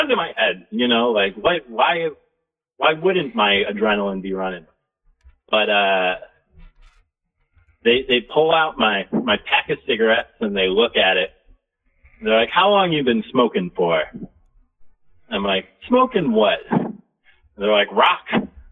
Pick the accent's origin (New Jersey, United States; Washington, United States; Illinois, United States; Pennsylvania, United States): Illinois, United States; Chicago; moved away as an adult; now in East Coast, United States; I grew up in Chicago